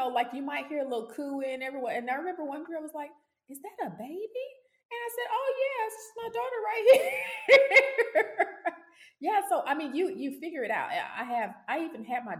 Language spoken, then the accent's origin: English; Dallas, Texas, United States; moved away as an adult; also born or lived in Louisiana / Mississippi / South Carolina / England; I'm from Dallas, Texas, originally